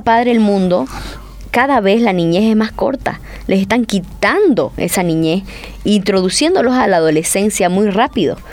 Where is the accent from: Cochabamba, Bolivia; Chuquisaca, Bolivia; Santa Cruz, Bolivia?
Santa Cruz, Bolivia; San José de Chiquitos; somos de San José chiquitos